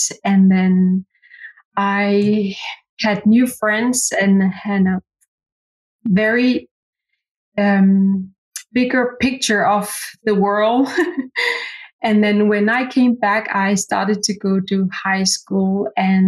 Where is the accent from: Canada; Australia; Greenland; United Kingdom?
Greenland; Qaqortoq; first language Greenlandic; English is a second language; now in Nuuk, Greenland; I was born and raised in South Greenland, a little city called Qaqortoq.